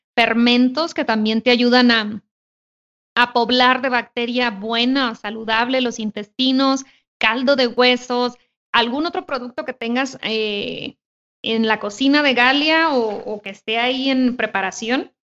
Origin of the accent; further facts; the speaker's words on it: Sonora, Mexico; yo soy de Sonora